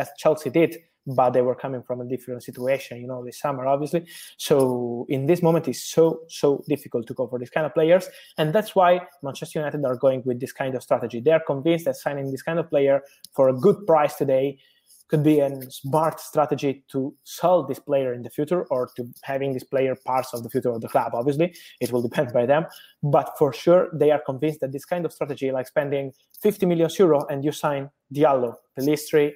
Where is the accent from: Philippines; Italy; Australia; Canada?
Italy; I am from Italy